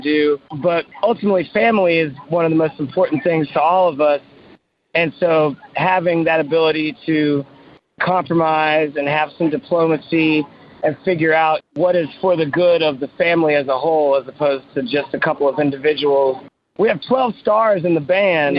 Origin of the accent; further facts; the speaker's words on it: Roanoke, Virginia, United States; I grew up in Roanoke, Virginia